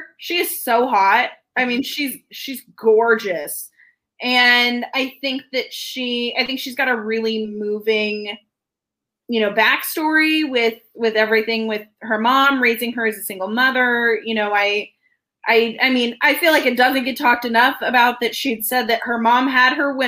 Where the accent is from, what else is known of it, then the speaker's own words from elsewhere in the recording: Missouri, United States; moved away; I'm originally from Missouri